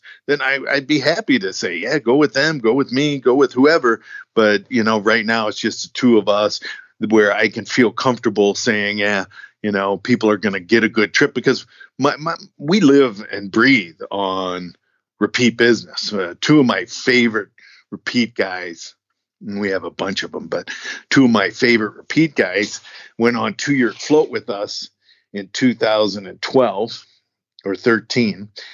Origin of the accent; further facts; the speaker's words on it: United States; as an American